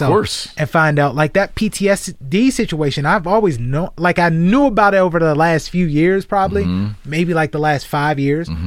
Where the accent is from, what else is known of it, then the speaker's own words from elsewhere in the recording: Garfield, United States; moved away; also born or lived in Alabama; one of them is a friend I grew up with in Garfield